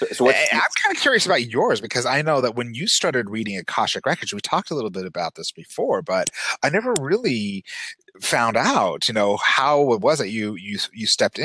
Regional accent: Utah, United States; growing up in Utah, where Mormonism is the dominant religion and continues to play a very oversized role in people's lives and in life here

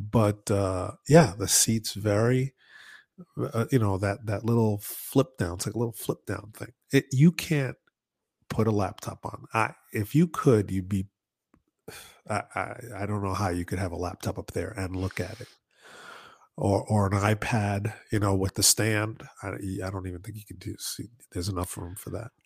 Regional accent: New York, United States; I'm from New York

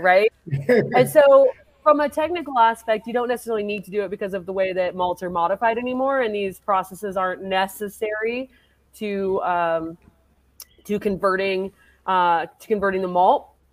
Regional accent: Colorado, United States; also born or lived in Michigan / Poughkeepsie, New York / Asheville, North Carolina; I grew up here in Colorado for the most part, uh, but I spent a little time in Michigan.

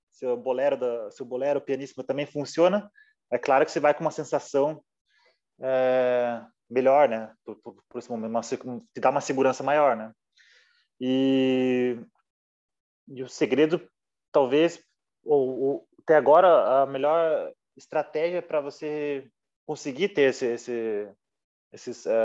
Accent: Brazil; Porque eu venho do interior do Brasil, por exemplo, uma cidade interior pequena.

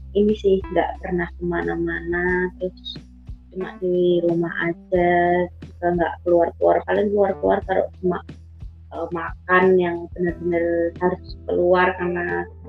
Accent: Surakarta, Central Java, Indonesia; kota aku itu

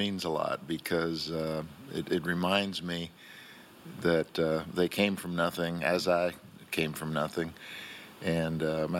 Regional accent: Key West, Florida, United States; first language Spanish; English is a second language; moved away as an adult; also born or lived in West Virginia / Ohio / Merritt Island, Florida; now in Melbourne Beach, United States; when I was a kid in Key West growing up

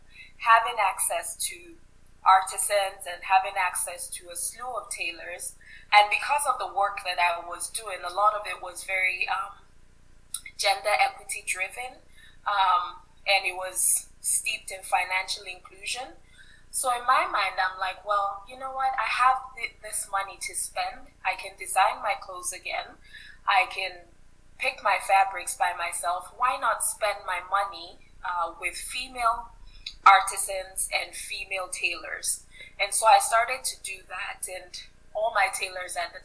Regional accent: Ibadan, Oyo, Nigeria; moved away; growing up in Nigeria, we lived in the southwestern part, and in the city that I grew up in, Ibadan

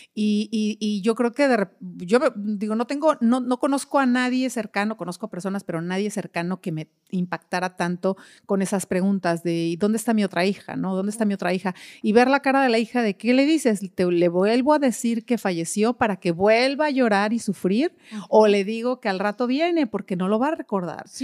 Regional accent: Mexico; en, México, nuestra cultura no es tan educada

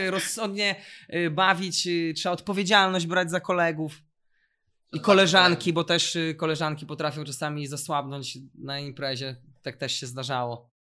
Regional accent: Warsaw, Masovian Voivodeship, Poland; u nas w Warszawie

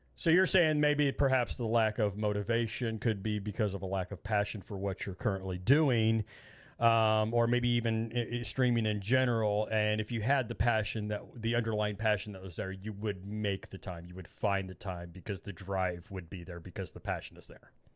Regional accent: Indiana, United States; I'm from Indiana. They call us Hoosiers

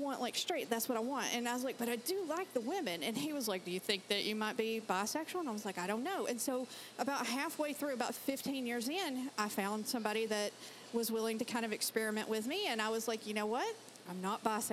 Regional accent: Georgia, United States; accent: Southern; moved away; I grew up in Georgia

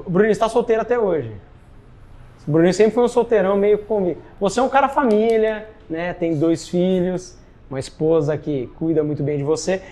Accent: São Paulo, Brazil; eu, que sou de São Paulo

